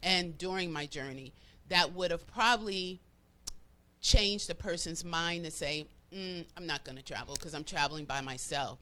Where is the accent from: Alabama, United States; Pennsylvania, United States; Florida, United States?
Florida, United States; moved away as an adult; also born or lived in Cleveland, Ohio; now in Atlanta, United States; I was raised in Florida. Okay. Majority of my life